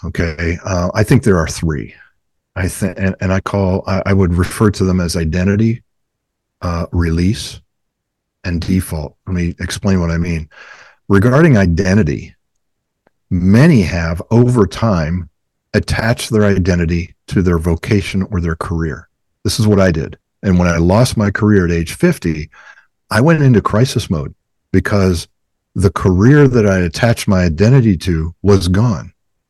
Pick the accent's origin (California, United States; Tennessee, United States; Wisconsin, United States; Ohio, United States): Ohio, United States; Well, hey, I come from Browns country.